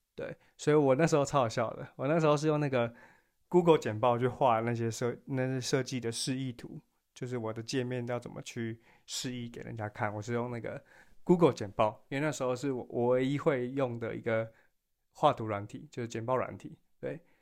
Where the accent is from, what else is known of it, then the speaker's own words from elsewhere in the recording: Taiwan; 就我们作为台湾人有一个很，很好的优点